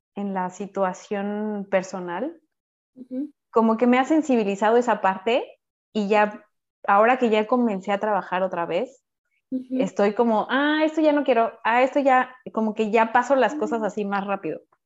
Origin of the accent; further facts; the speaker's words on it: Mexico; moved away as an adult; now in France; mi calidad de ser mexicana es como la chispa, ¿no? Y uh, me sentía como, bueno, sí, cada vez que decía soy de México